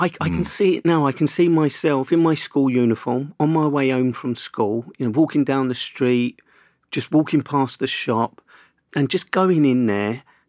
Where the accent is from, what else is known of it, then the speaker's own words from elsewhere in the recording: Camberwell, London, United Kingdom; I grew up in Camberwell in Southeast London.